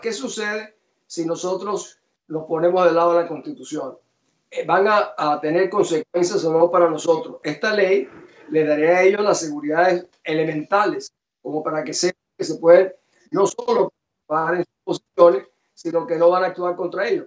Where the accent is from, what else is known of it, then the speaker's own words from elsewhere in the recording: Venezuela; moved away; also born or lived in Guatemala; mi país